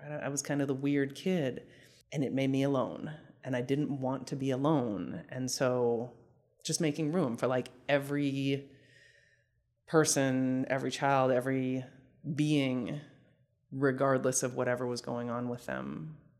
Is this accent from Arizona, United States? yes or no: no; Salt Lake City, Utah, United States; moved away as an adult; I grew up in Salt Lake City, Utah from the time I was three until I left for graduate school.